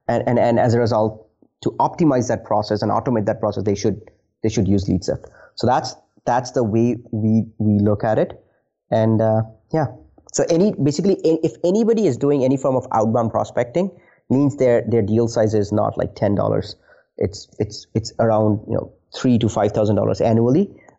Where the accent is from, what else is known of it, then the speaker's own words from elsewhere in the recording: India; Interesting fact is I am originally from India.